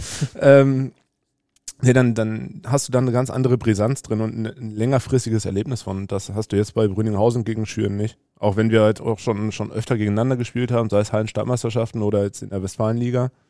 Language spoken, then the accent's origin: German; Huckarde, North Rhine-Westphalia, Germany; Ich bin ja in Huckade aufgewachsen.